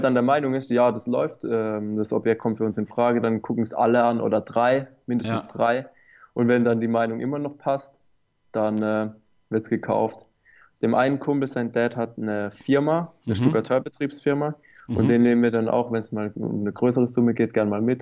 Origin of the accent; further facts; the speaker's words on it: Baden-Württemberg, Germany; hier bei uns in Baden-Württemberg